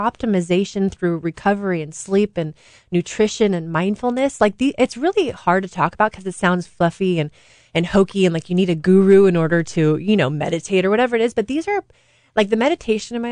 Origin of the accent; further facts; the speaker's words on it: Saratoga, California, United States; I grew up in Saratoga, 20 minutes from Stanford University.